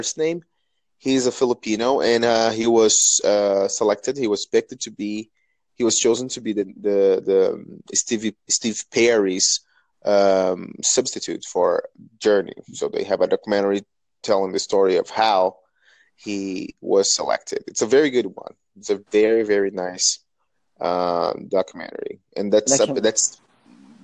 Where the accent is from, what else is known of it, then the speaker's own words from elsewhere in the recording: Brazil; English is a second language; I'm from Brazil. You can tell that from my accent